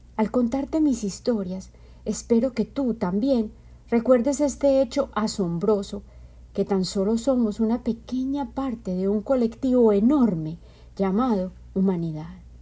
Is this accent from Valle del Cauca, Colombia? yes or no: no; Medellín, Antioquia, Colombia; Yo soy colombiana y en mi cultura